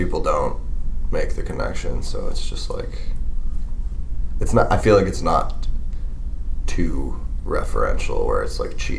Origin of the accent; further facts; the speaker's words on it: Honeoye Falls, New York, United States; Ben and I grew up in Honeyoy Falls, New York, which is a suburb of Rochester.